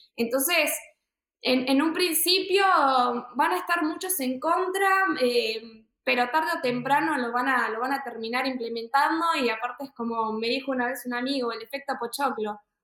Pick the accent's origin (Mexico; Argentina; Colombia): Argentina; Buenos Aires; nací y vivo en Argentina, Buenos Aires.